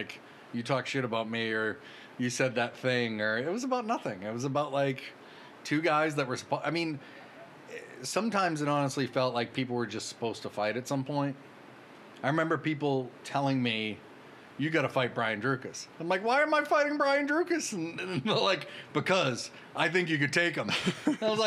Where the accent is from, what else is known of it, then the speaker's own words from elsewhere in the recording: Brockton, Massachusetts, United States; moved away as an adult; now in Los Angeles, United States; I'm from Brockton, Massachusetts.